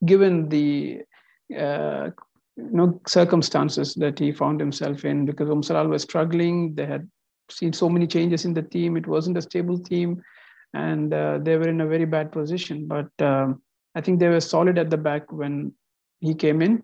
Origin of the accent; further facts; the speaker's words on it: Qatar; I'm actually from India, but I was born and raised in Qatar